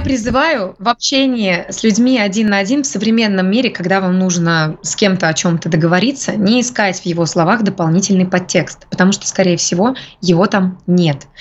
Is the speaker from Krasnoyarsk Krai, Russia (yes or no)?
yes; a backwater near Krasnoyarsk, Krasnoyarsk Krai, Russia; moved away; я как раз из захолустья под Красноярском. Mm. Потому что я родилась в захолустье под Красноярском